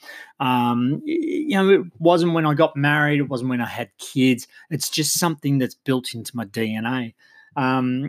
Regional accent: Geelong, Victoria, Australia; I come from Geelong in Australia

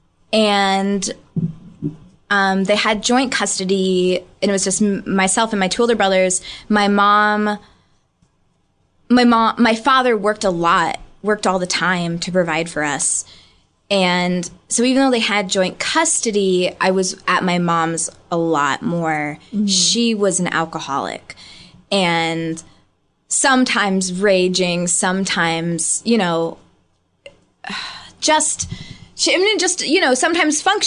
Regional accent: St. Louis, Missouri, United States; moved away as an adult; also born or lived in Chicago; now in Los Angeles, United States; I'm growing up in St. Louis, Missouri

